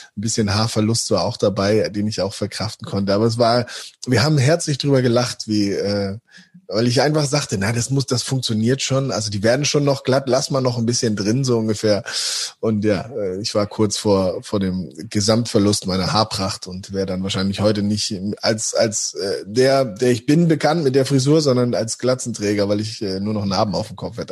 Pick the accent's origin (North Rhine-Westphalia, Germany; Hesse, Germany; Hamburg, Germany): Hamburg, Germany; moved away as an adult; also born or lived in Osnabrück; now in Dortmund, Germany; weil es meine Heimatstadt ist